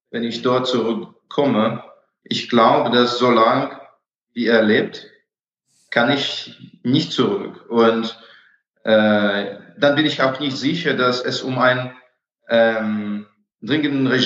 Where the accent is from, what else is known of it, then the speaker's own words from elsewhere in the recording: Russia; German is a second language; moved away as an adult; Also eigentlich hat Putin mir meine Heimat genommen.